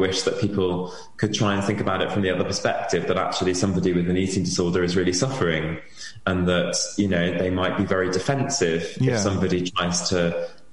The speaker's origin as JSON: {"language": "English", "region": "Wales", "country": "United Kingdom", "said": "I'm from Wales and I have my treatment in Wales"}